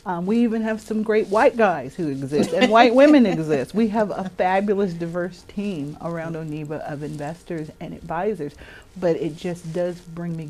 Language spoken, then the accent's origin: English; Richmond, California, United States; also born or lived in Berkeley; now in Oakland, United States; I'm from Richmond